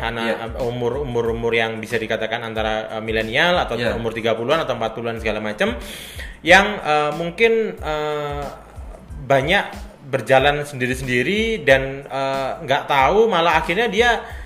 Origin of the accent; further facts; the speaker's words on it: Malang, East Java, Indonesia; saya sendiri orang Malang